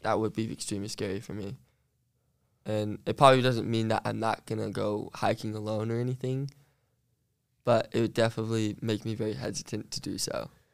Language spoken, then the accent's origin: English; Central Utah, United States; I grew up um, about, like, Central Utah